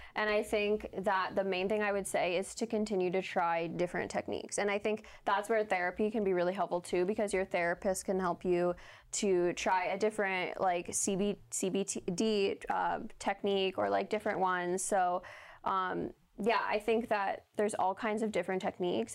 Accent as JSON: {"language": "English", "country": "Canada"}